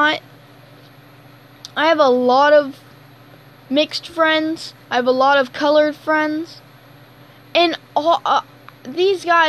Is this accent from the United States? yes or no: yes; Alabama, United States; I'm from Alabama, so I'm a country kid.